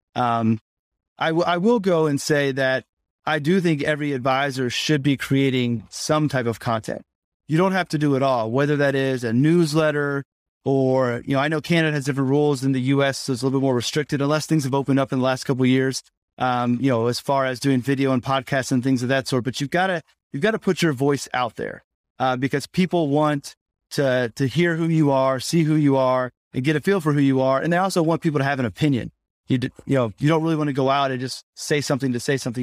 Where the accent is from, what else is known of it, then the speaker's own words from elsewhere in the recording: Indianapolis, Indiana, United States; I grew up in Indianapolis